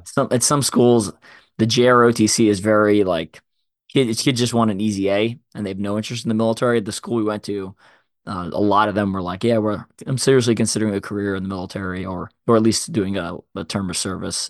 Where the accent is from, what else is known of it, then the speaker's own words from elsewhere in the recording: Long Island, New York, United States; I grew up in Long Island, New York